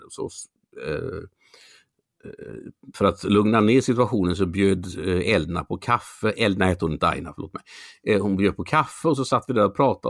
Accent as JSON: {"language": "Swedish", "town": "Mölnlycke", "region": "Västra Götaland", "country": "Sweden", "tie": "born or raised there", "also_born_or_lived": "Gothenburg", "said": "där jag är uppvuxen då, Mölnlycke"}